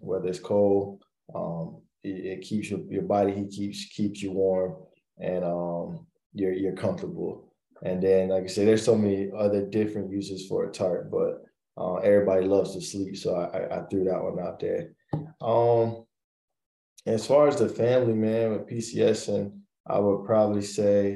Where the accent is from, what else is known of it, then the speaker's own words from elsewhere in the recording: Florida, United States; moved away as an adult; also born or lived in South Carolina / Georgia; I'm originally from Florida.